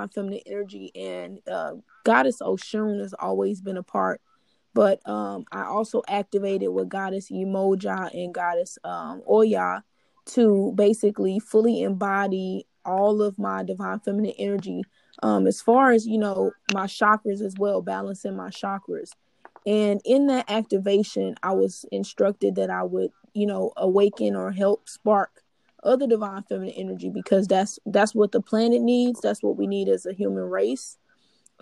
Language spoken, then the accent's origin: English; Louisiana, United States; I'm from Louisiana